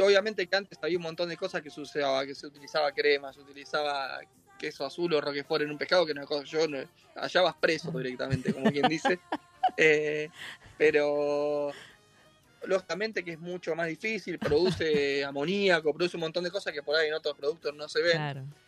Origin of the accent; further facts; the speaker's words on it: Mar del Plata, Buenos Aires Province, Argentina; yo nací en Mar del Plata